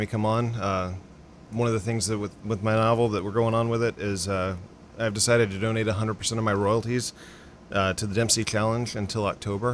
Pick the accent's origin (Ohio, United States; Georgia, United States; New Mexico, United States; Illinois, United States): Georgia, United States; Stone Mountain; moved away; I grew up in the Atlanta area, a little town called Stone Mountain